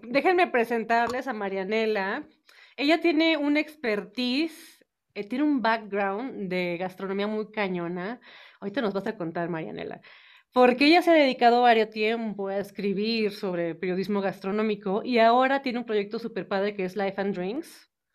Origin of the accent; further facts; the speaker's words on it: northern Mexico, Mexico; now in Mexico City, Mexico; yo soy norteña, entonces yo no, yo no he vivido aquí toda la vida